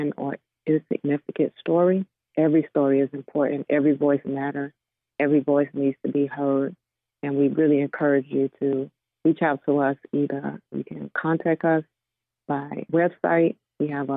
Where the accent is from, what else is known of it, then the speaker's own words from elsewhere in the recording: Florida, United States; moved away; I grew up actually in Florida